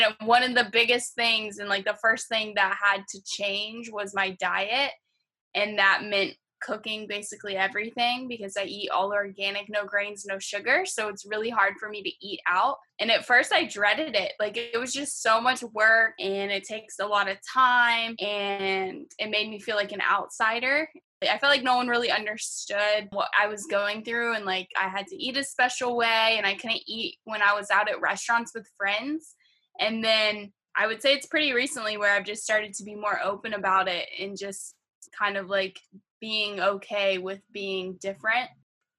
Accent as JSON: {"language": "English", "town": "Acworth", "region": "Georgia", "country": "United States", "tie": "born or raised there", "moved": "as an adult", "lives_now": "Boston, United States", "said": "home for me is Acworth, Georgia, and I've basically lived my entire life there"}